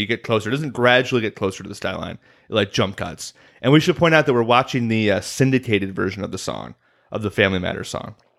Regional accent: Illinois, United States; I'm from Illinois, so Chicago is near and dear to my heart

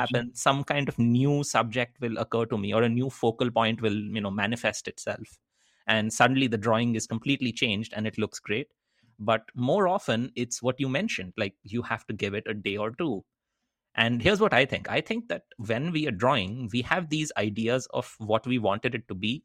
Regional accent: Kolkata, West Bengal, India; moved away as an adult; also born or lived in Netherlands / United States; I grew up in Calcutta in eastern India.

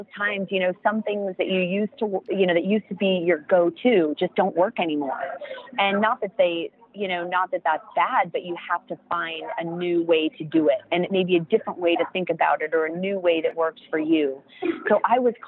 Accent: United States; as an American

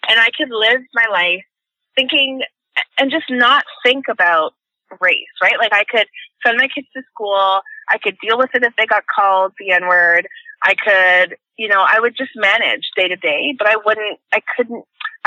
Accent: Toronto, Ontario, Canada; also born or lived in England / United Kingdom; I grew up in Jane and Finch. It's a poor community of mostly immigrants

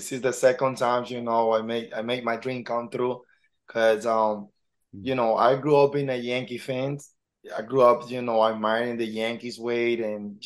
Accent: Santiago, Dominican Republic; also born or lived in Harlem, New York / Washington Heights, New York; now in New York, United States; I grew up in the Dominican Republic. I'm from Dominican Republic, Santiago, from a small town, small

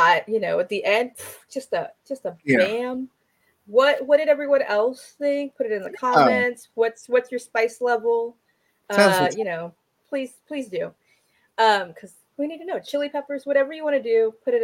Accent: California, United States; I'm from California.

